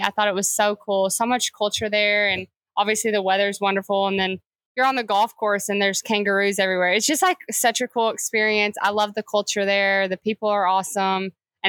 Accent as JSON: {"language": "English", "region": "Kentucky", "country": "United States", "tie": "born or raised there", "also_born_or_lived": "Alabama", "moved": "yes", "said": "We grew up in Kentucky, went to Alabama."}